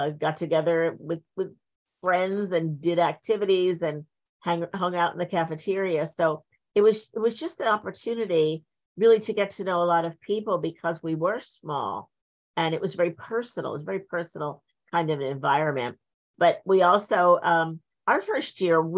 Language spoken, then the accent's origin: English; Point Pleasant, New Jersey, United States; also born or lived in Linden, New Jersey; I was born in Linden, so that was North Jersey. But when I was 10, 11, we moved down to the shore, and then I grew up there.